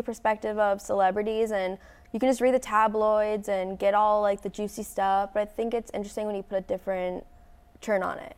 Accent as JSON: {"language": "English", "region": "Florida", "country": "United States", "moved": "as an adult", "lives_now": "Knoxville, United States", "said": "I'm from Florida"}